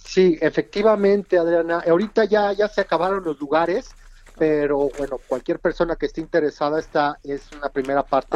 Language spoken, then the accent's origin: Spanish; Mexico City, Mexico; nosotros como capitalinos, como mexicanos